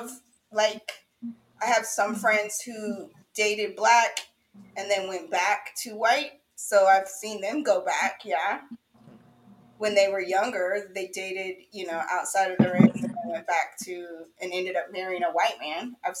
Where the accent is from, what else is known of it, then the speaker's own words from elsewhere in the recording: West Coast, United States; I grew up out on the West Coast